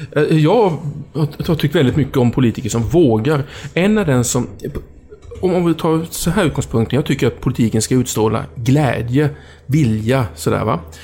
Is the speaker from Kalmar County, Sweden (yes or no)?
yes; Oskarshamn, Kalmar County, Sweden; när jag var hemma i Oskarshamn